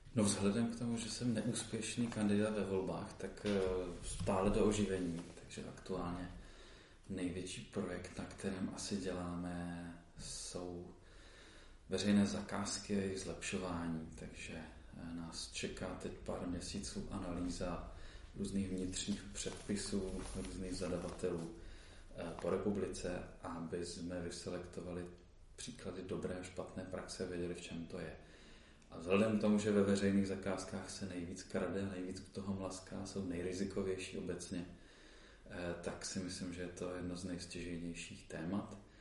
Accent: Olomouc, Olomouc Region, Czechia; primárně jsem Olomoučák

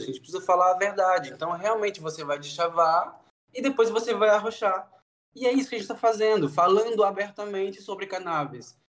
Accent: Juiz de Fora, Minas Gerais, Brazil; now in Natal, Brazil; Eu sou de Juiz de Fora, na verdade, uma cidade do interior

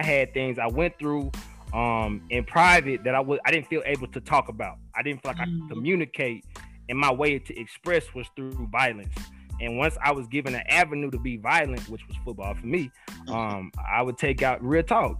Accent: Texas, United States; also born or lived in Montana; I'm from Texas

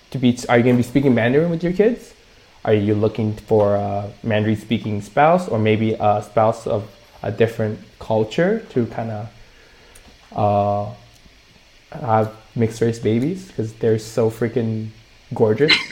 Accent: Canada; I am Canadian, but also Taiwanese. I know what it is to be Taiwanese. I know what it is to be Canadian.

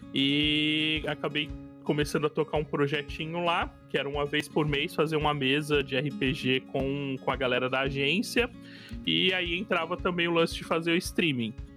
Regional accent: Cubatão, São Paulo, Brazil; eu sou de Cubatão

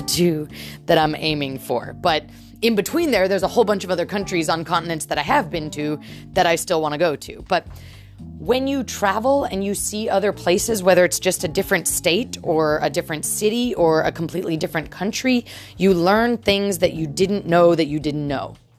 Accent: United States; as an American

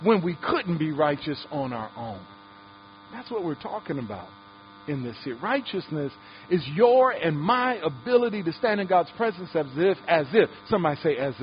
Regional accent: Detroit, Michigan, United States; I grew up in Detroit

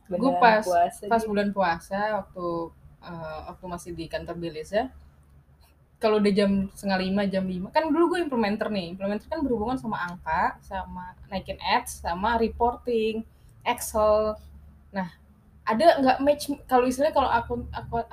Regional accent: United Kingdom; Soalnya gue kan dulu kecilnya di UK.

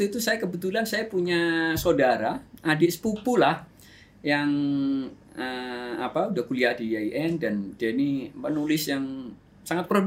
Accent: Yogyakarta, Special Region of Yogyakarta, Indonesia; baru saya cerita kalau saya dari Jogja, saya daftar daftar uh, YYN.

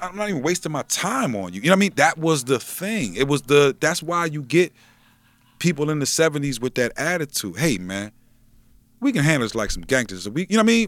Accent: Wilmington, Delaware, United States; I'm from Wilmington

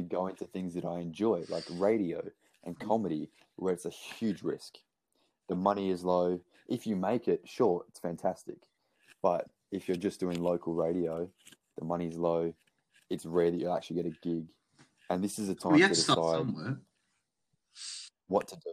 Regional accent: Australia; also born or lived in Brisbane; being Australian

